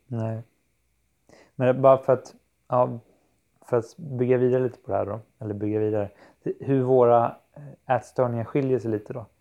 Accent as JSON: {"language": "Swedish", "region": "Kalmar County", "country": "Sweden", "moved": "yes", "said": "när jag är hemma på Öland hos min familj"}